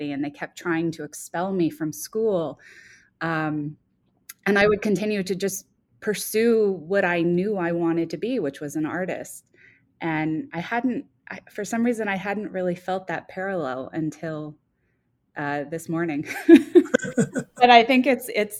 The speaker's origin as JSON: {"language": "English", "region": "Texas", "country": "United States", "tie": "born or raised there", "said": "Growing up in Texas, in a very conservative city"}